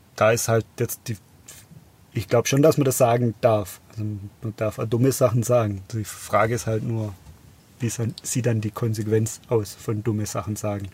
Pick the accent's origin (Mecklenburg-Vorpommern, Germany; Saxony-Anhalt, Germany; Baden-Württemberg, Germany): Baden-Württemberg, Germany; Biberach; ich bin ja in Biberach aufgewachsen